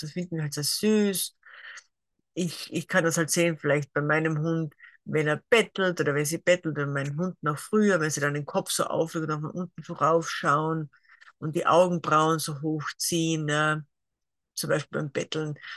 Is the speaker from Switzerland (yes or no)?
no; Carinthia, Austria; also born or lived in near Graz, Styria; now in Graz area, Austria; komme ursprünglich aus Kärnten